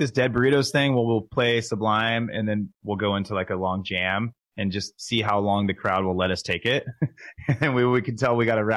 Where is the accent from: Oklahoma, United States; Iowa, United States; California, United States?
California, United States; Southern; I'm from SoCal.